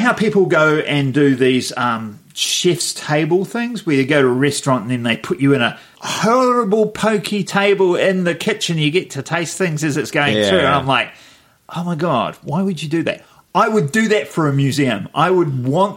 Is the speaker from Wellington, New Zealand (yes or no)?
yes; Wellington, New Zealand; growing up in Wellington